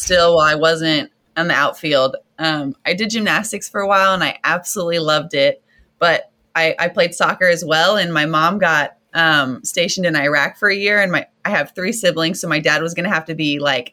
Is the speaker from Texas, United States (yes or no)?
yes; Southeast Texas, United States; I grew up in Southeast Texas.